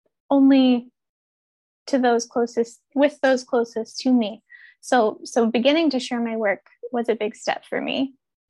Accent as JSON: {"language": "English", "region": "Ohio River Valley", "country": "United States", "tie": "born or raised there", "also_born_or_lived": "Pacific Northwest", "moved": "yes", "said": "I grew up in the Ohio River Valley, which is ecologically just very different"}